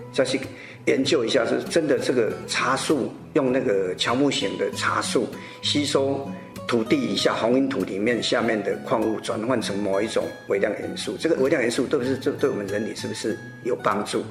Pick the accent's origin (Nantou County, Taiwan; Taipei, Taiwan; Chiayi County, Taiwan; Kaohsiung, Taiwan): Nantou County, Taiwan; Mingjian; 我们那边是离日月潭很近，然后南投是一个观光景点